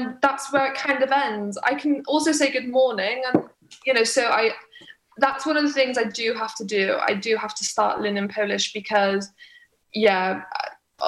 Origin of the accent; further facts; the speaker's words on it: Pembroke Dock, Wales, United Kingdom; moved away; I love being from Wales. I love being from Pembroke Dock.